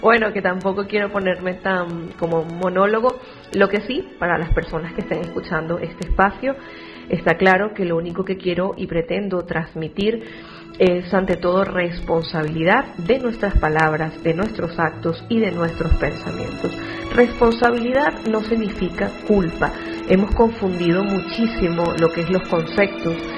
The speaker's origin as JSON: {"language": "Spanish", "country": "Venezuela", "moved": "as an adult", "lives_now": "Spain", "said": "tengo toda mi familia en Venezuela, sin embargo, desde que yo salí de, mi país, hace ya 11 años"}